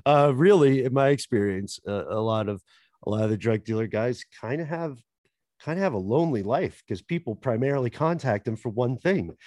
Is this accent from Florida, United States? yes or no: no; Tennessee, United States; accent: Tennessee; I have a Tennessee accent that comes out in words like mill and hill